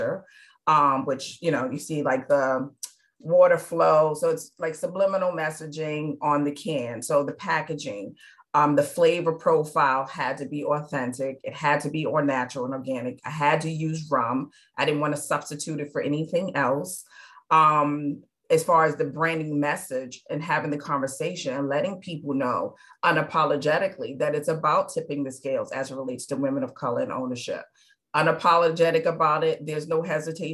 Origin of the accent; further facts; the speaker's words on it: New York City, New York, United States; now in Charleston, United States; I was born and raised in New York. I was born in the Bronx, but raised in Midtown Manhattan.